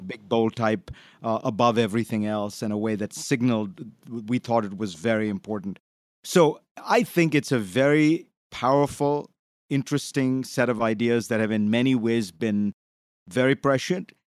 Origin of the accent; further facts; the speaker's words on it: India; moved away; I grew up in India, and I was, I came from a, essentially a socialist country